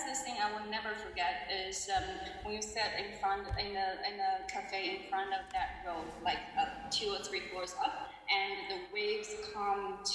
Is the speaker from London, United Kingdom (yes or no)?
yes; London, United Kingdom; accent: London; thank you for not picking on my London accent.